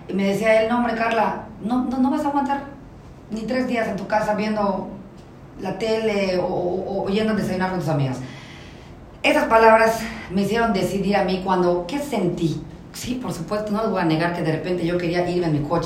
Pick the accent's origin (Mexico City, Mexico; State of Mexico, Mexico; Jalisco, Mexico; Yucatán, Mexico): Yucatán, Mexico; como somos los yucatecos, no?